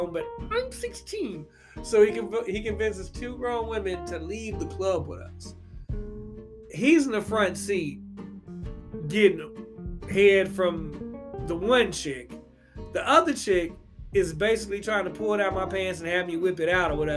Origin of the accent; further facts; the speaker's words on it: Louisville, Kentucky, United States; my hometown of Louisville, Kentucky, I lived in these apartments called the Oxford